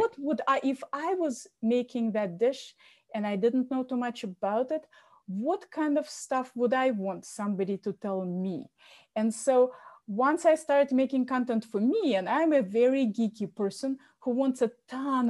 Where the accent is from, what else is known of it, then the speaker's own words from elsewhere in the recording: Moscow, Russia; now in Boston, United States; I was born in Moscow